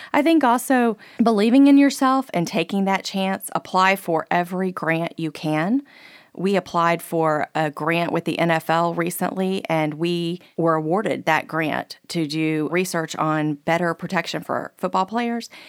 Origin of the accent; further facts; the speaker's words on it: Keystone Heights, Florida, United States; Keystone Heights, Florida, which is my hometown